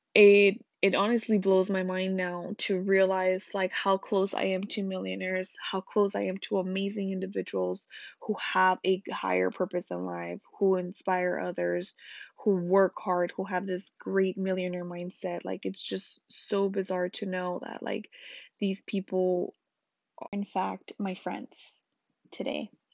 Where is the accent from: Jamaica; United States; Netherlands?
United States; Los Angeles, California; I grew up in Salsa Anchoa, L A.